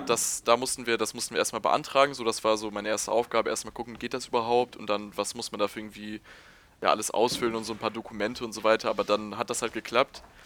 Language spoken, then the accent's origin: German; Hamburg, Germany; moved away as an adult; now in Aachen, Germany; ich komme eigentlich aus Hamburg